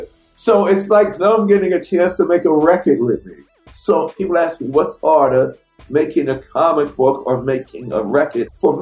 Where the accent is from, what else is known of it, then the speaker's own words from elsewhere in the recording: New York City, New York, United States; I want all the other people to know I'm from Queens where Spider-Man is.